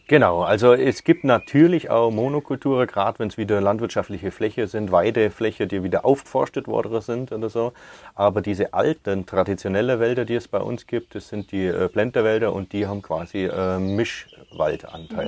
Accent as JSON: {"language": "German", "town": "Oberreute", "region": "Bavaria", "country": "Germany", "tie": "born or raised there", "said": "Gmund Oberreite ist meine Heimat und da bin ich daheim"}